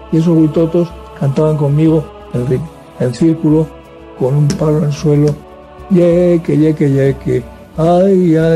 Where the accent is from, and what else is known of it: Basque Country, Spain